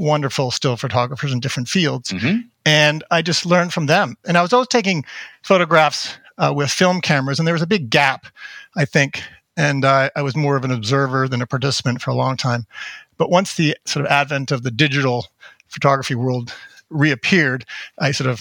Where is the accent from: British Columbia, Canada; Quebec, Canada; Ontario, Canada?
Ontario, Canada; Toronto; also born or lived in Montreal; now in United States; Born in Montreal, but grew up in Toronto.